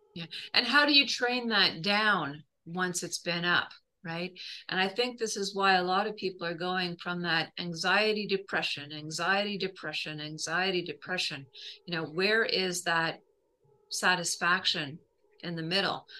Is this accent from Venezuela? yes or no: no; Canada; as a Canadian